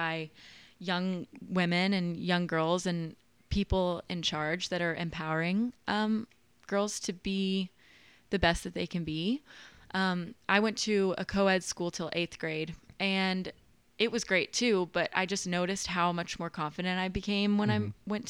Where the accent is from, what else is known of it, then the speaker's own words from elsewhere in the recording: Nashville, Tennessee, United States; So I grew up here okay. in Nashville, just over in like Oak Hill.